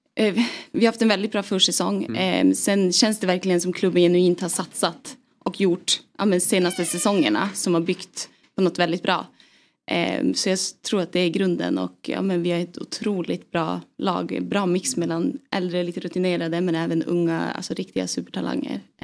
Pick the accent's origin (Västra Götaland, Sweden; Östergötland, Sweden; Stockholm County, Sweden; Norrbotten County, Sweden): Norrbotten County, Sweden; Piteå; moved away; jag är uppvuxen i Piteå